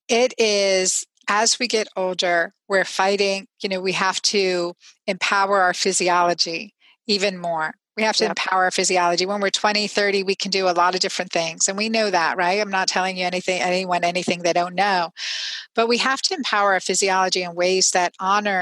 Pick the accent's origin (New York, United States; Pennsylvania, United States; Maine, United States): Pennsylvania, United States; now in Georgia, United States; I grew up in Pennsylvania